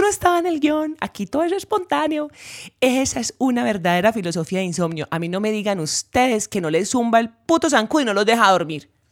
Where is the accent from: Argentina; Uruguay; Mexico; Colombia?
Colombia; Urrao, Antioquia; moved away; en mi pueblo no se veía eso